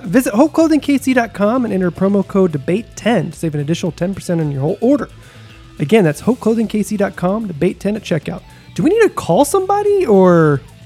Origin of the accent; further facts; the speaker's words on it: Texas, United States; moved away; I grew up in Texas